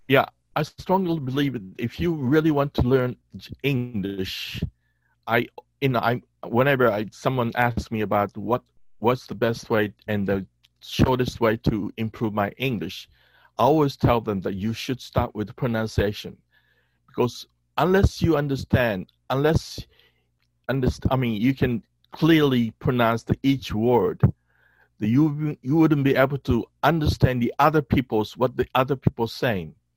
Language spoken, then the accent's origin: English; Okinawa, Japan; English is a second language; also born or lived in United States; I was born, raised, born and raised in Okinawa, in southern part of you know, Japan